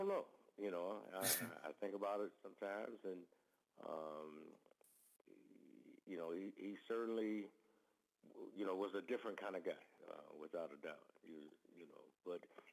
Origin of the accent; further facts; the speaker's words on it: Omaha, Nebraska, United States; moved away as an adult; I came from a melting pot background growing up in Omaha, Nebraska